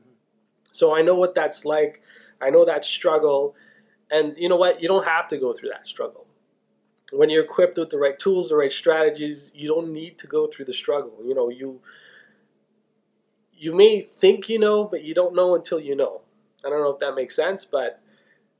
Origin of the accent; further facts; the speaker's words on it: Toronto, Ontario, Canada; I was born and raised in Toronto